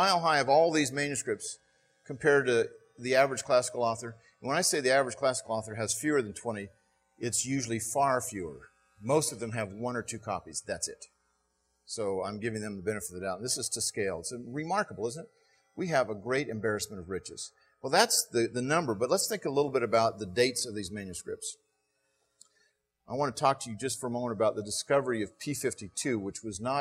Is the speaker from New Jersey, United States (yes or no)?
no; Southern California, United States; now in Texas, United States; I grew up in Southern California.